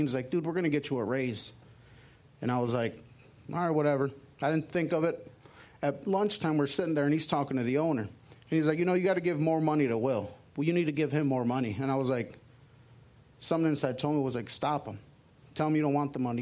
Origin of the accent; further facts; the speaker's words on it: Chicago, Illinois, United States; I grew up in Chicago